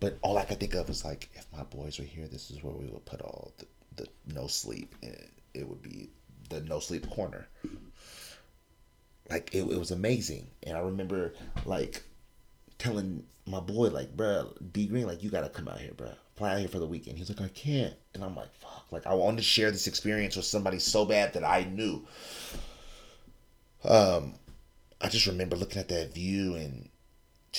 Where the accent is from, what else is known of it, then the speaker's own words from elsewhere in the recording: California, United States; I'm from California